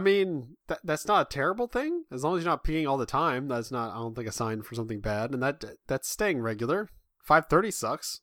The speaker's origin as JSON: {"language": "English", "region": "Midwest", "country": "United States", "said": "I'm from the Midwest."}